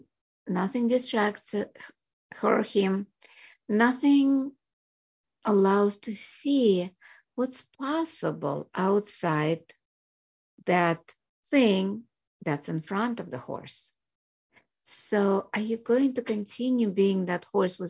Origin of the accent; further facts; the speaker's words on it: Russia; also born or lived in Chicago area, United States; now in United States; I was born in Russia, came here, and became a doctor, family practice in Chicago area